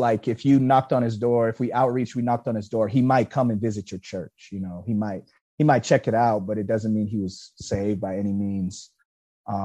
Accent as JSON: {"language": "English", "town": "Killeen", "region": "Texas", "country": "United States", "tie": "born or raised there", "said": "I was born and raised in Killeen"}